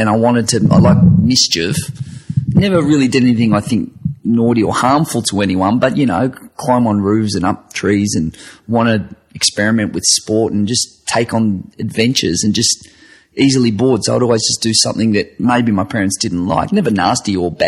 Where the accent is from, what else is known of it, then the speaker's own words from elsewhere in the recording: Werribee, Victoria, Australia; I grew up in Werribee, which is an outer western suburb of Melbourne